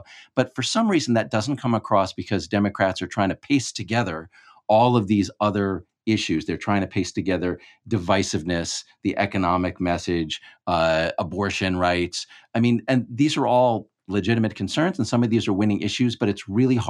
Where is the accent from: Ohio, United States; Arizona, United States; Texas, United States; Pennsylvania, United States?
Texas, United States; I think it is useful because I'm from hurricane land. I come from the Gulf Coast of Texas.